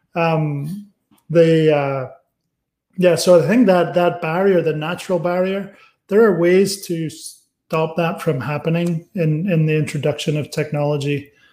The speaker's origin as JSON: {"language": "English", "town": "Aberdeen", "region": "Scotland", "country": "United Kingdom", "also_born_or_lived": "California", "moved": "yes", "said": "my town, Aberdeen, is the cheaper of the towns in Scotland"}